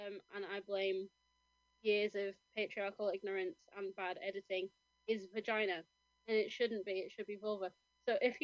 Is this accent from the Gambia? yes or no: no; Kendal, North West England, United Kingdom; moved away; the pub that I used to work in, the Shakespeare, in my hometown of Kendal